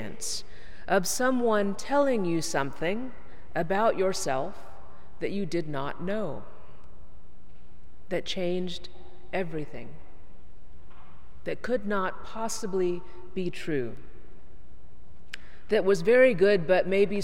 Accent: Texas, United States; moved away; I'm from Texas

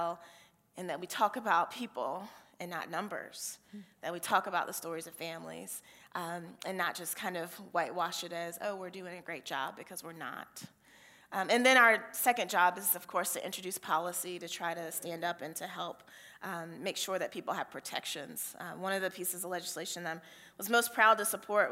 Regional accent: Cowpens, South Carolina, United States; now in Georgia, United States; my home congregation where I grew up in Calpin, South Carolina

